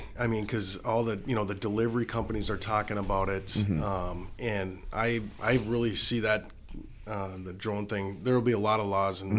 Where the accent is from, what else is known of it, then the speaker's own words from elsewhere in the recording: Pequot Lakes, Minnesota, United States; and they didn't know that I was from Pequot. They thought I was from Minneapolis, probably.